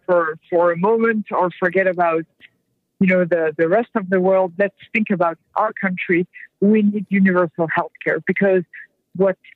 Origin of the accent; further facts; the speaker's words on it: France; now in United States; I'm French to start, so I'm not an American born person